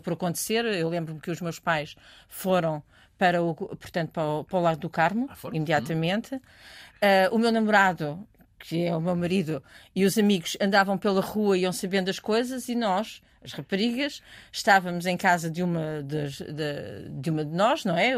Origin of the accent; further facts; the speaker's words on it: Portugal; venho de Portugal.